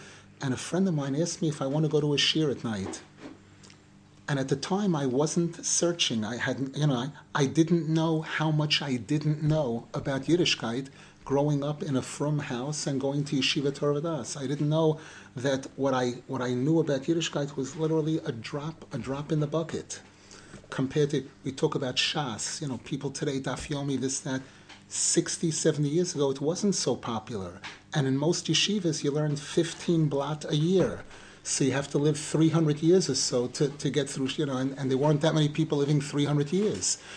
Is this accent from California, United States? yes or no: no; New York City, New York, United States; now in Israel; I grew up in Brooklyn